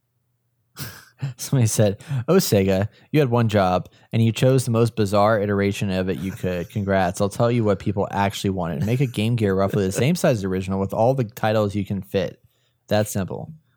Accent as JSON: {"language": "English", "region": "Texas", "country": "United States", "accent": "Texas", "said": "my Texas accent"}